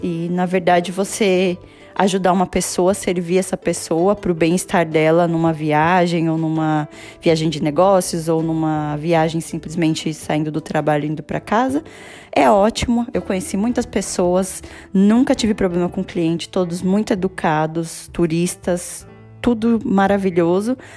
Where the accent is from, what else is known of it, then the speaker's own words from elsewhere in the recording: Brazil; moved away as an adult; now in Vienna, Austria; eu sou brasileira e moro em Viena há quase sete anos